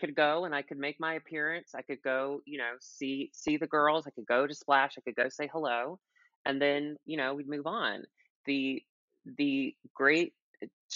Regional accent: the South, United States; moved away; I come from the South.

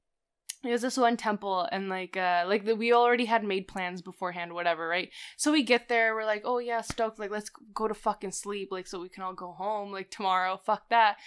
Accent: California, United States; born there; Like, I was born in California, but like, I don't know.

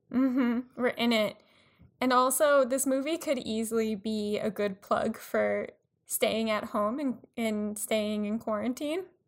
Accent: Long Island, New York, United States; being white, growing up on Long Island

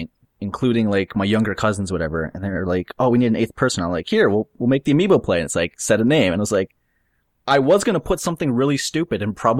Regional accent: Canada; I'm Canadian.

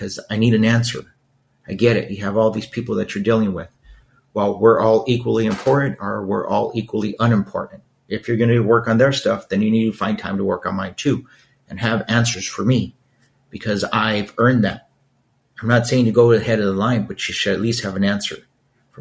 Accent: Los Angeles, California, United States; growing up in East LA, there were really no role models

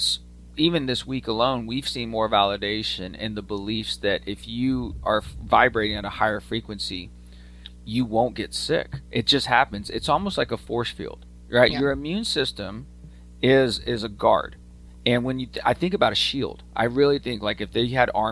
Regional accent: Austin, Texas, United States; I grew up in Austin

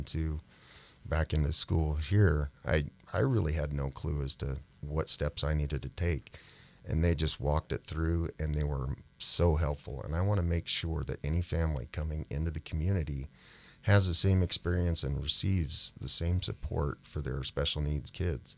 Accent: Helena, Montana, United States; moved away as an adult; I grew up here in Helena and graduated Capital High in 1992

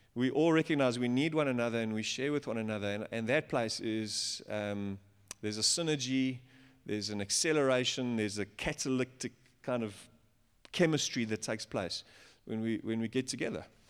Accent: Johannesburg, Gauteng, South Africa; I'm from Joburg.

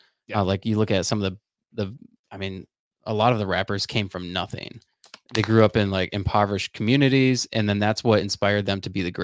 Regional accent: West Palm Beach, Florida, United States; I'm originally from West Palm Beach and Florida.

